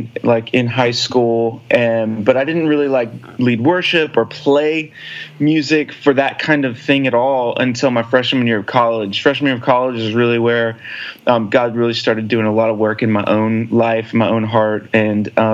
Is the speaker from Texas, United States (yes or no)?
yes; Alpine, Texas / Houston, United States; also born or lived in Nashville, Tennessee; now in Austin, United States; I grew up out in West Texas, a little small town called Alpine, Texas, which is in the middle of nowhere, just a little bit north of Big Bend National Park.